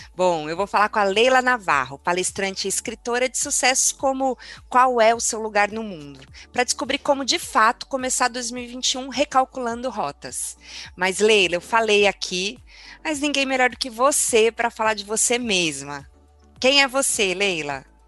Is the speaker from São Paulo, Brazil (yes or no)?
yes; São Bernardo do Campo, São Paulo, Brazil; Eu sou de São Bernardo